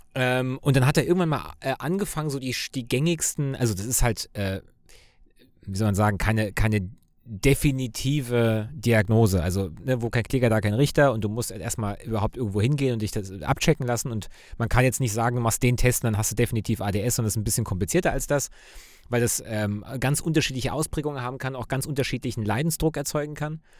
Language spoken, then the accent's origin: German; Cologne, North Rhine-Westphalia, Germany; Also ich als Kölner